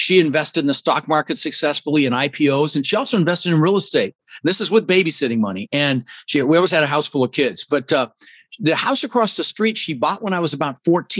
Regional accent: Denver, Colorado, United States; English is a second language; also born or lived in Netherlands; we ended up in Denver, Colorado

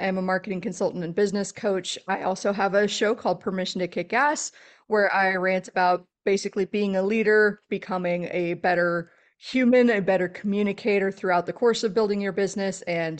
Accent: Texas, United States; I grew up in South Central Texas, a little bit rural outside of San Antonio.

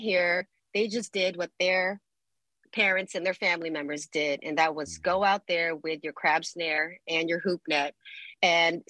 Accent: San Francisco, California, United States; also born or lived in Philippines; I moved from the Philippines to Treasure Island Naval Base as a kid because my dad was in the military

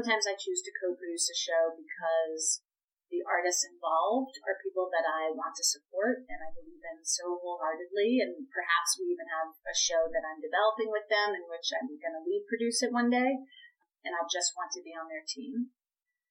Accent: Boston, Massachusetts, United States; now in New York, United States; I am from Boston, which meant I knew very few people and didn't have family members here in New York.

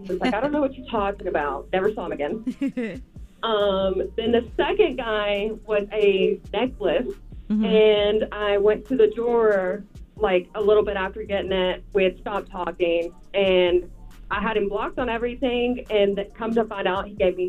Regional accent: Pike County, Georgia, United States; I'm from Pike County.

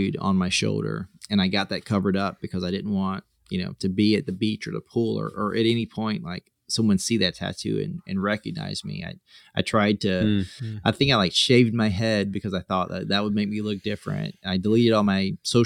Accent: South Carolina, United States; moved away; I'm from South Carolina

